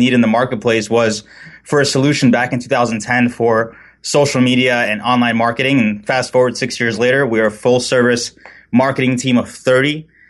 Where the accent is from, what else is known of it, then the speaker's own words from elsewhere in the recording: New York City, New York, United States; now in San Clemente, United States; We reside in beautiful San Clemente, California. I grew up originally in New York City, and I'm kind of getting used to having just one season instead of four